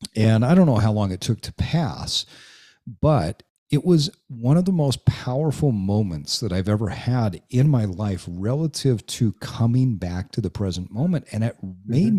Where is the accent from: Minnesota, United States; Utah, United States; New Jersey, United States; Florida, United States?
Utah, United States; I grew up in Utah